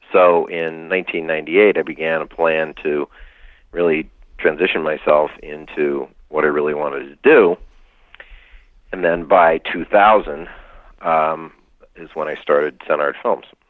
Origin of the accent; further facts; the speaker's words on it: near Lake Wallenpaupack, Pennsylvania, United States; I was raised near Lake Wallenpaupack in right. Pennsylvania.